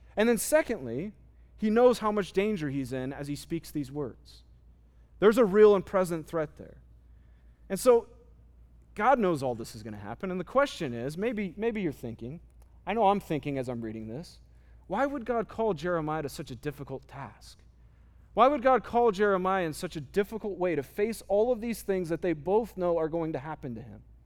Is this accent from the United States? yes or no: yes; United States; as American Christians